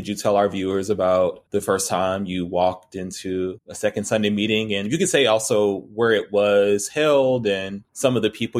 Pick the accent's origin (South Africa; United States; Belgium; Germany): United States; Atlanta, Georgia; There's like maybe three or four Black people in the group. And I was from Southwest Atlanta.